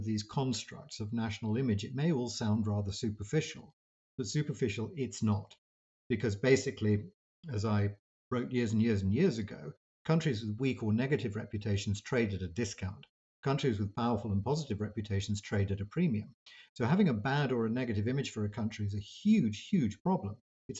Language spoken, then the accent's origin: English; United States; growing up in the United States, it's very easy to get a slightly unworldly view of the world.